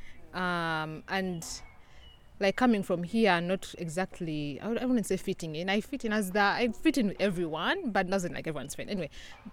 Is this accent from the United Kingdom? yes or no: no; Uganda; moved away; I'm from a small country in East Africa called Uganda.